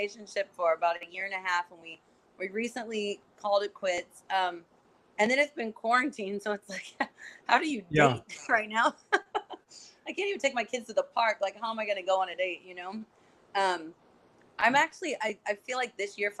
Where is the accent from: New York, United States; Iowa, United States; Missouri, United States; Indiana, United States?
Indiana, United States; border of Kentucky and; moved away as an adult; now in Los Angeles, United States; I grew up in like on the border of like Kentucky and Indiana